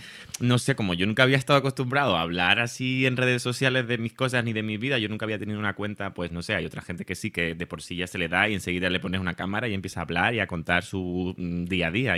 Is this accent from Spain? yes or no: yes; Tenerife, Canary Islands, Spain; accent: Canarian; moved away as an adult; now in Madrid, Spain; por mi acento ya habrán eh, descubierto que, bueno, soy canario, soy de Tenerife, aunque llevo ya 11 años en Madrid